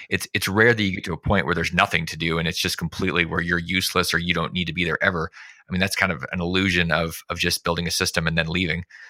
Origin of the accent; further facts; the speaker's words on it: Alaska, United States; I grew up in Alaska